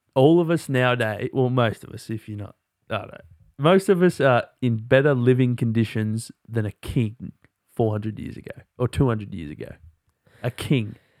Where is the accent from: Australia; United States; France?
Australia; we're Australian, so we just, like, speak, like, slang